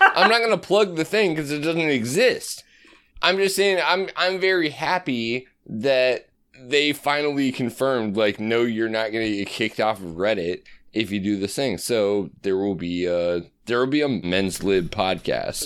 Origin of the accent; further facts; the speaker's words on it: Omaha, Nebraska, United States; also born or lived in Colorado / Chicago; I grew up in Omaha